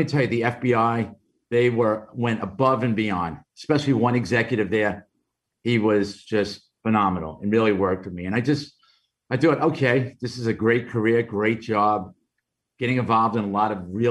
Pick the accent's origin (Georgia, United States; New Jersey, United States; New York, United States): New York, United States; New York City; accent: Brooklyn; my Brooklyn accent